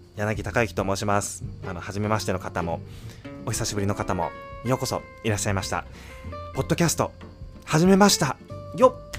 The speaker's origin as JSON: {"language": "Japanese", "country": "United States", "tie": "born or raised there", "also_born_or_lived": "New York", "said": "アメリカで生まれて"}